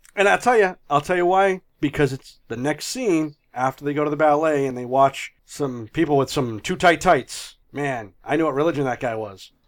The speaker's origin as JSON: {"language": "English", "region": "New England", "country": "United States", "said": "I'm from New England, I don't know what an R is"}